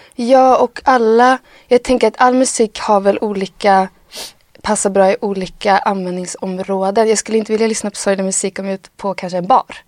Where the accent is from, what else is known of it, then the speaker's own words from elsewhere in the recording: Skövde, Västra Götaland, Sweden; från en by utanför Skövde och bor, växte upp utanför byn